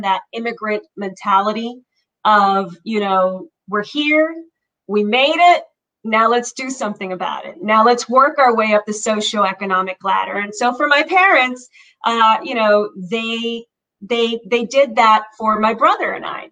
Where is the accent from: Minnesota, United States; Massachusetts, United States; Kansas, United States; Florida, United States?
Florida, United States; Miami; also born or lived in Cuba; I came over to the United States, Miami, when I was 5 years old